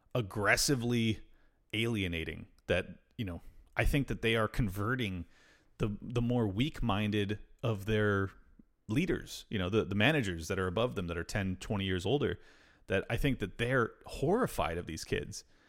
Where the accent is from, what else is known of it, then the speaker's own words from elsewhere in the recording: United States; I'm extremely American, and I'm super white